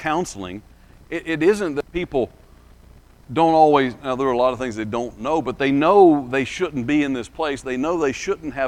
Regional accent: Lee County, southwest Georgia, United States; now in Alabama, United States; So I live in Alabama, but I grew up in southwest Georgia, in Lee County, which is near Albany

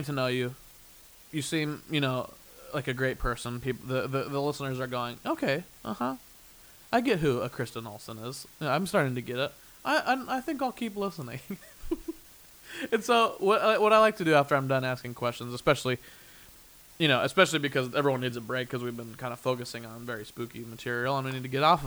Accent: Midwest, United States; now in Los Angeles, United States; we're both from the Midwest

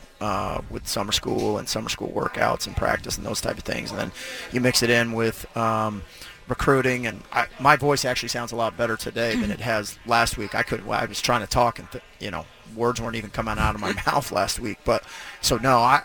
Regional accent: Phoenix, Arizona, United States; I grew up in Phoenix

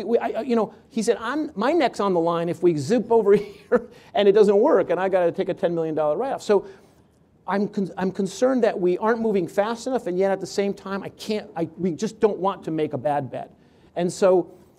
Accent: Connecticut, United States; I grew up in Connecticut and we didn't have a home team for football

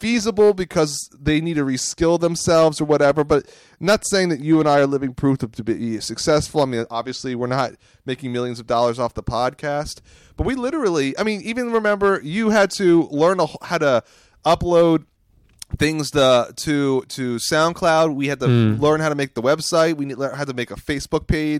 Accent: Phoenixville, Pennsylvania, United States; Pennsylvania. It's my hometown.

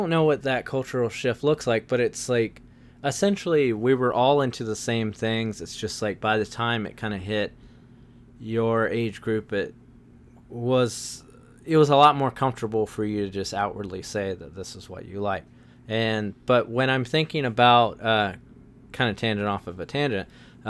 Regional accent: Wilmington, North Carolina, United States; I was raised in Wilmington, North Carolina

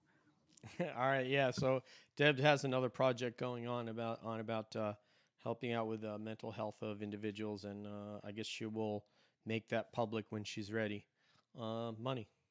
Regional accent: New York, United States; now in Florida, United States; my hometown in New York

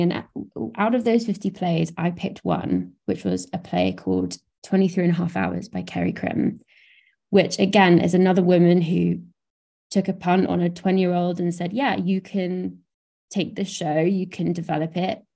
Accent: Brighton, South East England, United Kingdom; I didn't live in London. I'm from Brighton

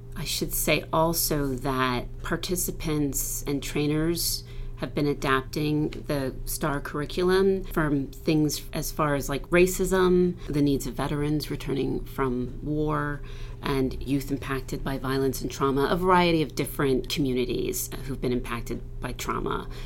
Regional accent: New Jersey, United States; also born or lived in Morristown, New Jersey; When I was in middle school, we moved from South Jersey to um, Morristown, New Jersey

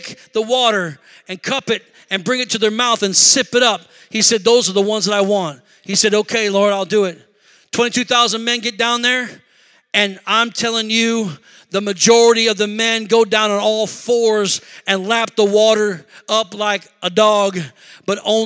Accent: Rockford, Illinois, United States; moved away as an adult; now in Milwaukee, United States; we're not from Milwaukee. We're from Rockford, Illinois

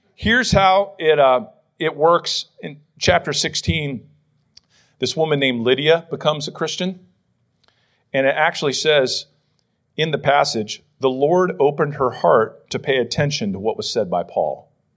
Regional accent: Western Pennsylvania, United States; now in Philadelphia, United States; growing up in Western P

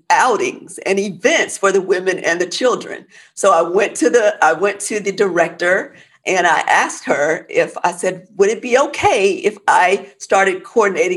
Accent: Oklahoma, United States; moved away as an adult; now in Texas, United States; I grew up in Oklahoma

